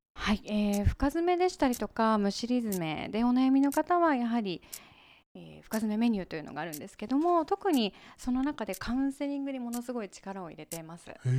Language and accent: Japanese; Fujisawa, Kanagawa, Japan; moved away as an adult; also born or lived in Tokyo; 出身はこちらの神奈川県の藤沢市にある辻堂というところになります